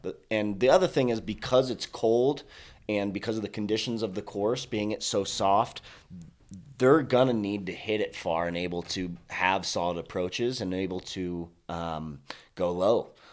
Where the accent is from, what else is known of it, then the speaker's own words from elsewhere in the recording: Colorado, United States; I'm from Colorado, born and raised native